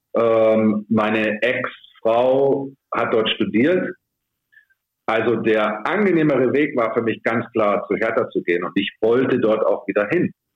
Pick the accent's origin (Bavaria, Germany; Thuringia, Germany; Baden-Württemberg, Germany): Bavaria, Germany; Munich; moved away; meine ganze Familie lebt in München. Äh, ich bin Münchner, ich habe da in der Jugend gespielt